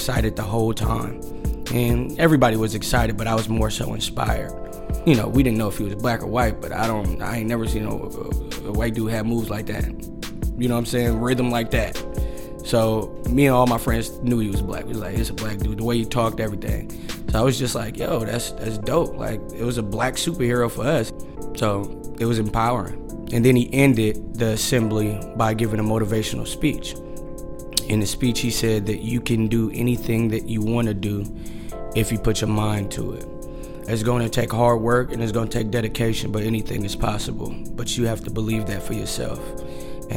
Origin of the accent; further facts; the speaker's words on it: Oakland, California, United States; Growing up in West Oakland